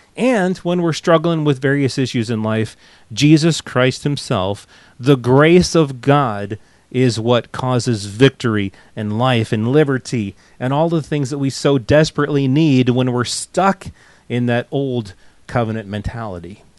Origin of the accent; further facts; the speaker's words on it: United States; accent: American; also born or lived in England; we moved back to the states, and it probably took a shorter time to get my American accent back.